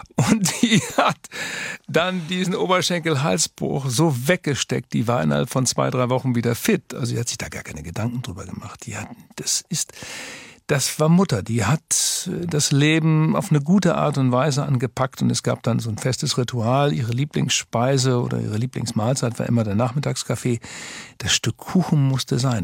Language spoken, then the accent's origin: German; Twistringen, Lower Saxony, Germany; now in Hamburg, Germany; Fußball und Katholizismus sind so eng verbunden in Twistring, meinem Heimatort